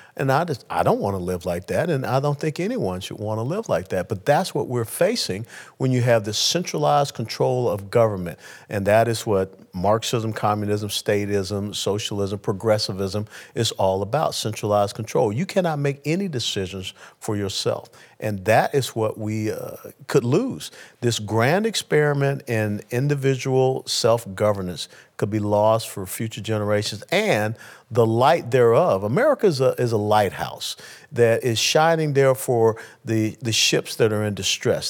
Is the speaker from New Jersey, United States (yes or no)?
no; Atlanta, Georgia, United States; I was born and raised in Atlanta, Georgia